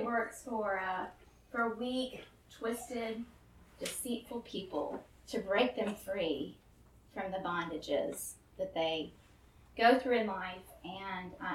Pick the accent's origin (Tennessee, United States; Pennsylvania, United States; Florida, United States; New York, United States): Tennessee, United States; Memphis; also born or lived in Florence, Alabama; But I grew up here in Memphis